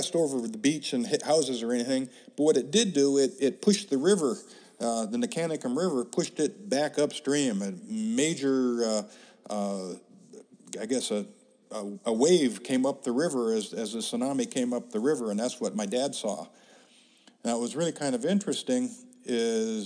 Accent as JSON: {"language": "English", "town": "Seaside", "region": "Oregon", "country": "United States", "tie": "born or raised there", "also_born_or_lived": "Crescent City, California", "said": "Shortly after he married my mom, they moved to Crescent City, California, where my older brother and I were both born. A few years after that, he decided to move back to Seaside, Oregon"}